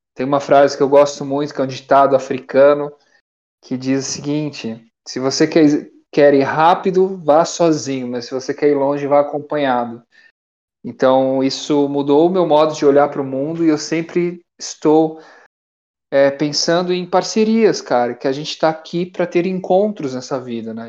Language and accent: Portuguese; Brazil; eu sou brasileiro